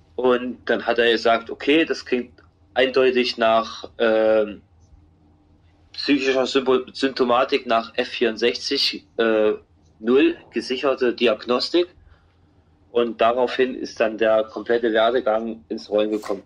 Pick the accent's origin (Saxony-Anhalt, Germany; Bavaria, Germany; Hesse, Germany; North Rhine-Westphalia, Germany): Saxony-Anhalt, Germany; Halle; als ich zurück wieder in meine Heimatstadt gefahren bin, Halle an der Saale